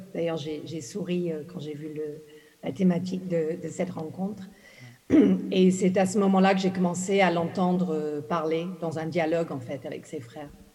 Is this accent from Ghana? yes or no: yes; Ghana; moved away; je suis née au Ghana, j'ai grandi au Ghana